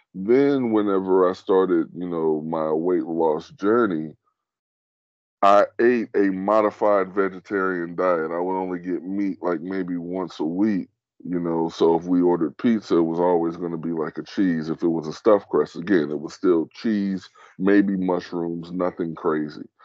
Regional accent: United States; I'm an American

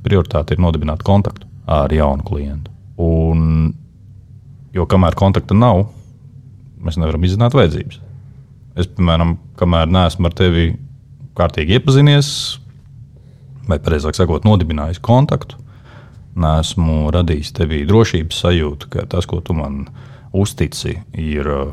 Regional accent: Liepāja, Kurzeme, Latvia; Es esmu no Liepājas. Liepājā piedzimu kā piektais bērns savā ģimenē

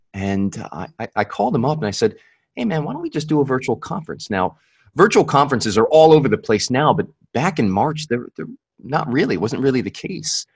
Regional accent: Buffalo, New York, United States; also born or lived in California / Virginia; now in Capital Region, New York, United States; I was originally from Buffalo

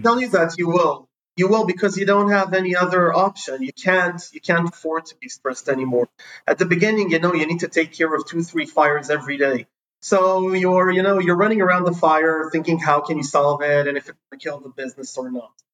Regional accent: Jerusalem District, Israel; also born or lived in San Francisco; I was born in Jerusalem. We moved to San Francisco pretty early on. Then I moved to a neighborhood wow. called Middle uh, which is near Jerusalem.

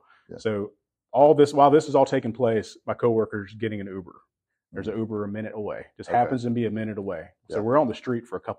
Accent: Texas, United States; I'm from Texas.

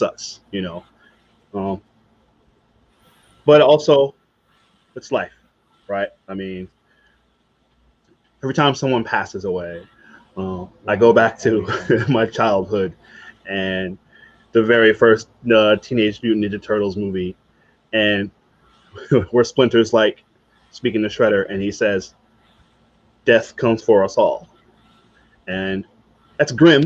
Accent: Virginia, United States; growing up in Virginia

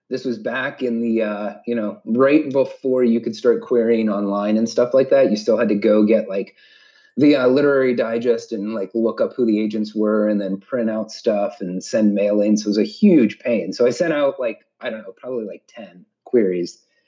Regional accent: Montana, United States; born there; also born or lived in Georgia / Vieques, Puerto Rico; yeah, I was born in Montana, right on the Canadian border. And by the time I was 3 or 4, we had moved all across the state. We moved down to Georgia, and then we eventually went to Puerto Rico

